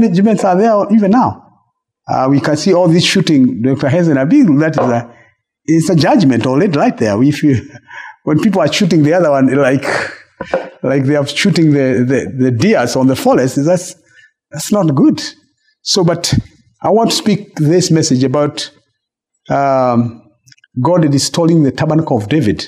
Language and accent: English; Kenya; I'm Kenyan